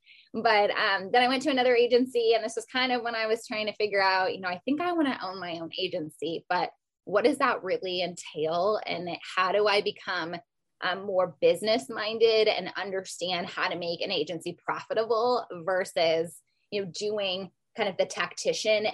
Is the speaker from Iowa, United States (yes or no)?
yes; Iowa, United States; moved away as an adult; now in Las Vegas, United States; I'm from Iowa